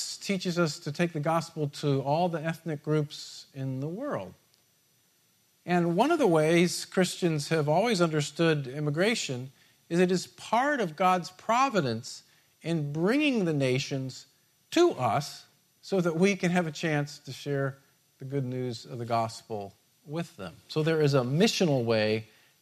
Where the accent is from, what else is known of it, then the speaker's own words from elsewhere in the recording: United States; being an American